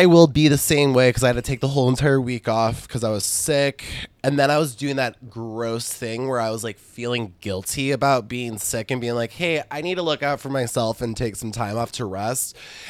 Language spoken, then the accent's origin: English; Michigan, United States; We're from Michigan, yeah. So we pay attention to roads.